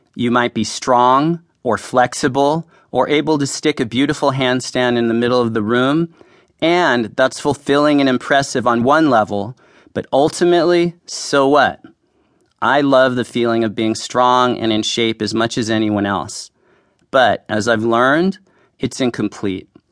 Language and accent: English; San Francisco, California, United States; I grew up in San Francisco